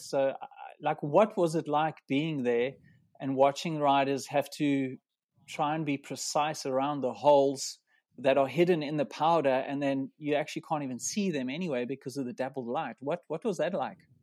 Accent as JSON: {"language": "English", "country": "South Africa", "said": "we come from a similar area in South Africa"}